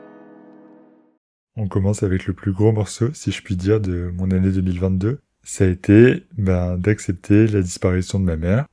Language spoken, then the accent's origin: French; near Metz, Grand Est, France; moved away; also born or lived in Paris; je pouvais m'installer à Metz, qui est la grande ville la plus proche de là où j'ai grandi